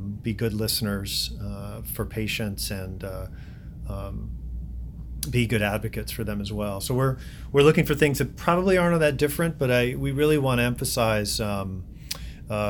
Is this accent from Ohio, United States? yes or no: yes; Ohio, United States; now in Chicago, United States; I am originally from Ohio